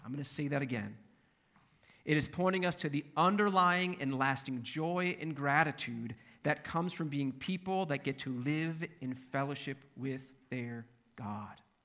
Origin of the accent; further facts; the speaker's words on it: Minnesota, United States; I'm from Minnesota